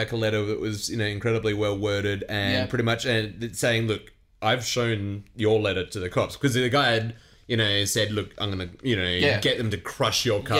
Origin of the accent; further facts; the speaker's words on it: Australia; But as an Australian, as someone born in Australia who is highly educated, I promise you that I know exactly all about this